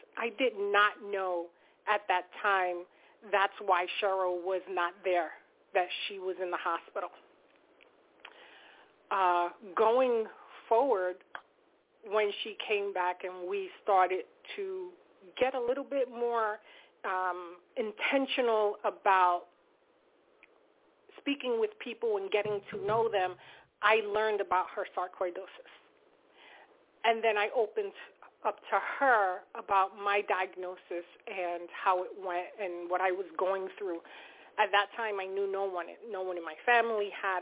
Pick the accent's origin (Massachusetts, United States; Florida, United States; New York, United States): New York, United States; Valley Stream; I am from Valley Stream.